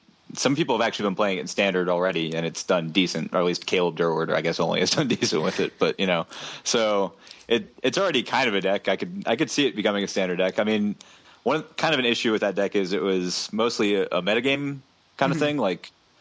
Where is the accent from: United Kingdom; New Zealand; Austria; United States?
United States; Arlington, Virginia; I'm from Arlington